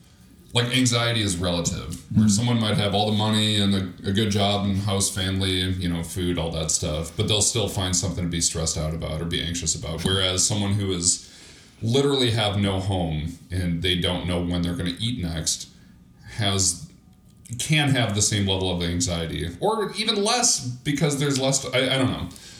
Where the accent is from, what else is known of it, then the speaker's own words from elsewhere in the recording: Milwaukee, Wisconsin, United States; I'll be 35 in a couple of weeks, and I'm from Milwaukee originally. I've lived in a lot of different cities.